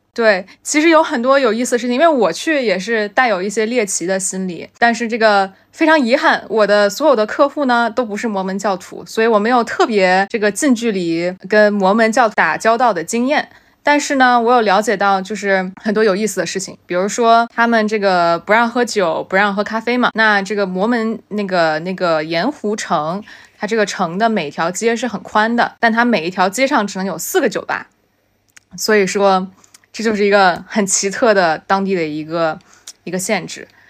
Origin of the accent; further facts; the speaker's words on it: China; now in New York, United States; 那作为中国人，在这样的行业里 其实中国背景也是一种优势